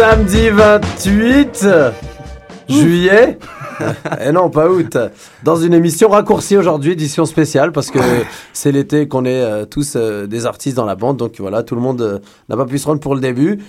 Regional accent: Quebec, Canada; nous sommes Québécois

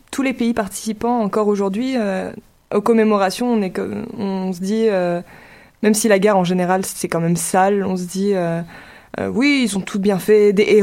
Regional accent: Pas-de-Calais, Hauts-de-France, France; moi, si je viens du Pas-de-Calais

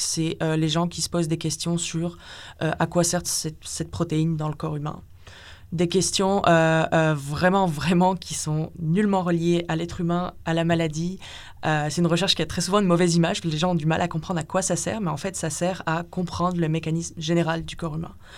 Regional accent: France; moved away as an adult; also born or lived in Lille, France; now in Montreal, Canada; je viens de France, où j'ai fait ma licence en biologie cellulaire et physiologie, donc à Lille

